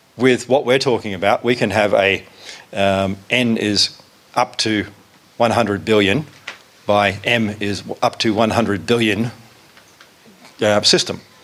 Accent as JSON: {"language": "English", "country": "South Africa", "said": "I am actually from South Africa"}